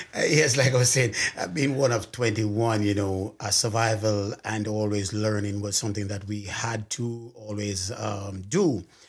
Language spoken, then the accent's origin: English; Clarendon Parish, Jamaica; I'm actually from Jamaica, Parish of Clarendon